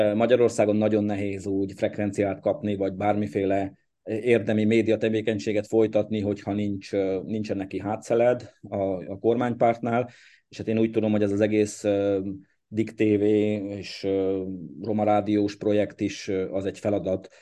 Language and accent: Hungarian; Székely Land, Romania; now in Hungary; én Székelyföldről születtem